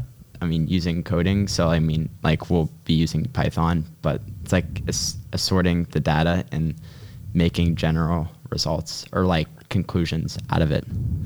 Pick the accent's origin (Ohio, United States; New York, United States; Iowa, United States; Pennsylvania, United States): Pennsylvania, United States; Pittsburgh; I came from Taylor Alderdice and I am from Squirrel Hill. Well, actually more like Point Breeze, but I spent all 4 years at Taylor Alderdice